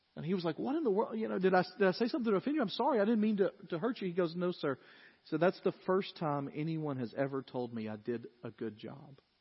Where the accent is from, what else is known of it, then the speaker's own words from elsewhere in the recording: Dyersburg, Tennessee, United States; growing up in Dyersburg